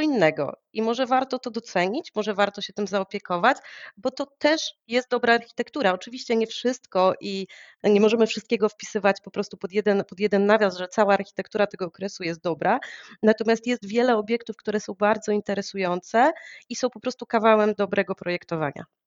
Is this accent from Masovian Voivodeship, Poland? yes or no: yes; Warsaw, Masovian Voivodeship, Poland; ja jestem warszawianką, już pokolenie do tyłu, moi rodzice już się wychowywali w Warszawie, więc e, ja wyrosłam w tym miejscu